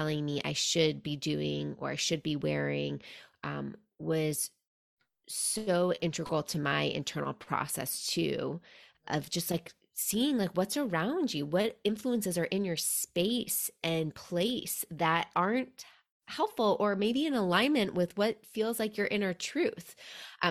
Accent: New York City, New York, United States; now in Seattle, United States; I'm from New York City originally.

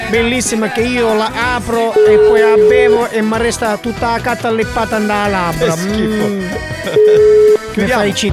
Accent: Motta San Giovanni, Calabria, Italy; Io sono di Motta San Giovanni, ho 32 anni.

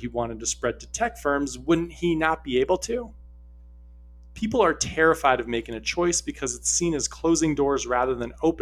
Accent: New York, United States; as a New Yorker

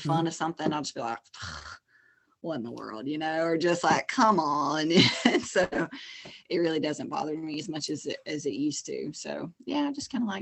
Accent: Alabama, United States; accent: Southern; I'm just a Southern flower, you know, like, there's no getting around that I'm from Alabama

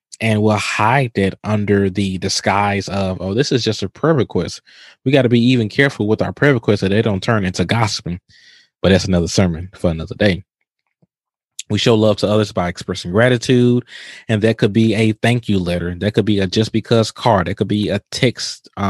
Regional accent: Mississippi, United States; now in Houston, United States; I'm from Mississippi

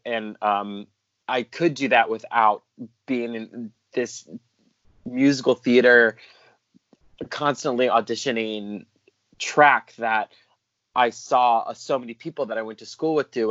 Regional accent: South Carolina, United States; moved away; I'm from South Carolina originally

